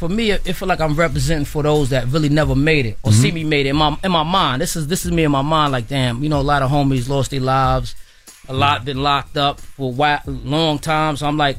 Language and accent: English; Brooklyn, New York, United States; I'm from Brooklyn, the whole Queens crew in there.